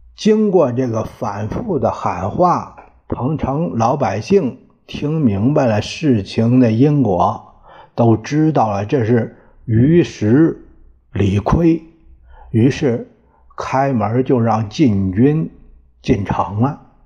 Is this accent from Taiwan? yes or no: no; Puyang, Henan, China; 因为是我们老家那儿，现在有七城公园儿